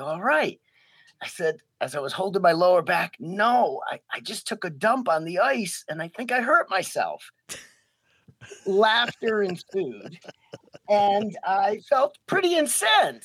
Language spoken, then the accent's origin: English; Coventry, Rhode Island, United States; now in Racine, United States; I grew up in Coventry, Rhode Island, and I moved to the Midwest in the early